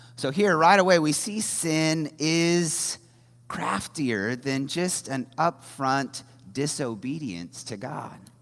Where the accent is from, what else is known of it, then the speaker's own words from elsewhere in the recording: Indiana, United States; moved away as an adult; also born or lived in New Orleans; I grew up in Indiana